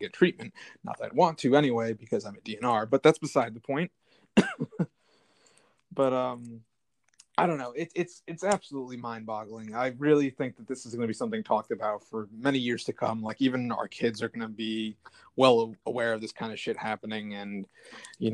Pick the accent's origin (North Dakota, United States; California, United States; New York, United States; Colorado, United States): New York, United States; Long Island; I'm from Long Island